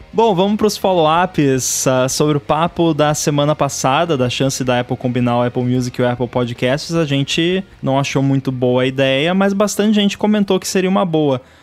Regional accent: Rio Grande do Sul, Brazil; eu sou gaúcho

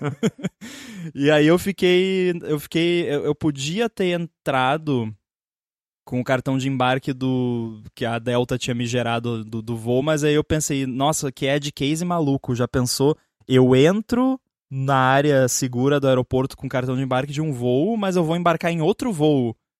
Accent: a city about 20 km from São Leopoldo, Rio Grande do Sul, Brazil; que é em São Leopoldo, que é tipo uns 20 quilômetros da minha cidade, mas é na direção de Porto Alegre

